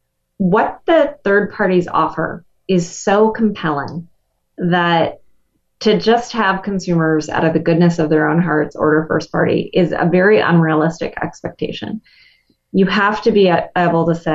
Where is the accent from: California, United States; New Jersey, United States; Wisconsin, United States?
Wisconsin, United States; I'm from Wisconsin